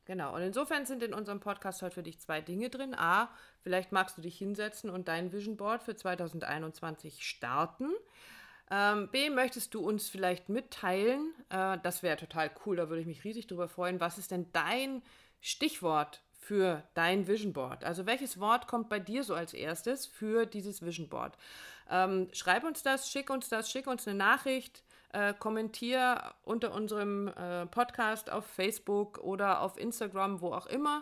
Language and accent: German; Northern Germany, Germany; moved away; in meine Heimat fahren, dass wir wieder äh, ans Wasser fahren, in den Norden fahren